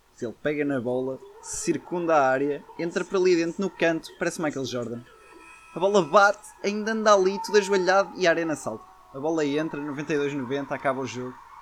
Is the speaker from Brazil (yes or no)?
no; the North, Northern Portugal, Portugal; Somos aqui do Norte